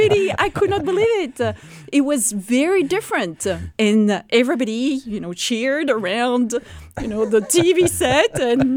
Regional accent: Normandy, France; moved away; I am from Normandy. So Normandy is the northwest of France.

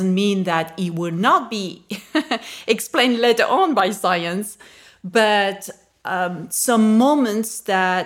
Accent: France; I was raised Catholic. I'm from France, and that is the main religion in France.

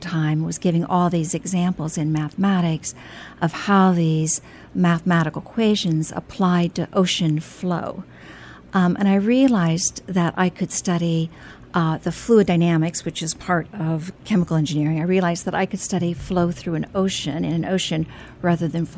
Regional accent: Indiana, United States; moved away as an adult; was able to study engineering at Purdue University in my home state

